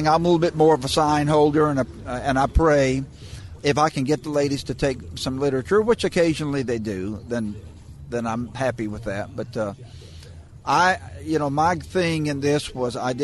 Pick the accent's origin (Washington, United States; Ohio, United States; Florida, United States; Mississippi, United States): Mississippi, United States; Meridian; I'm from Meridian